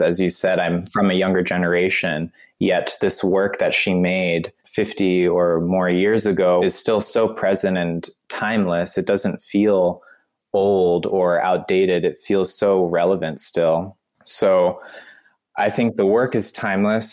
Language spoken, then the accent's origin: English; North Carolina, United States; moved away as an adult; also born or lived in Long Island, New York / Vermont / New York City; now in Wuppertal, Germany; I'm from the United States and I was born in New York, in Long Island, New York. And I also grew up in Vermont and North Carolina.